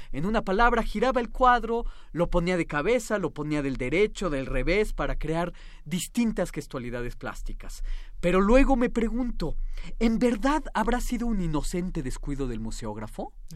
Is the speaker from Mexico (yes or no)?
yes; Mexico; nuestras imágenes cohesionantes como ciudadanos mexicanos